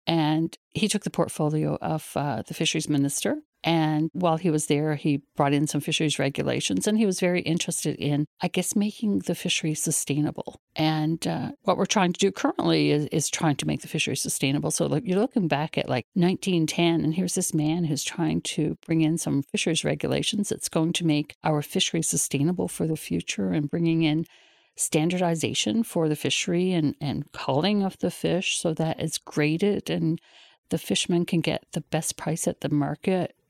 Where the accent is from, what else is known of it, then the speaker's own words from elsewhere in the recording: Newfoundland and Labrador, Canada; For a lot of us growing up in Newfoundland, we've all been tied to the fishery one way or the other, and I guess my family is no different than anyone else. I grew up in a, a fishing family